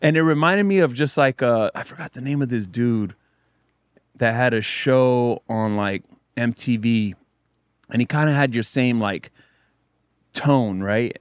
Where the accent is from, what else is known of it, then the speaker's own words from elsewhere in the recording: South Bay, California, United States; I grew up in the South Bay